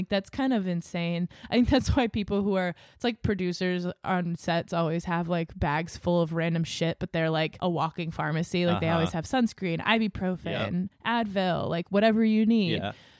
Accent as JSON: {"language": "English", "region": "New England", "country": "United States", "tie": "born or raised there", "said": "it's like growing up in New England, there was always a raincoat in the car"}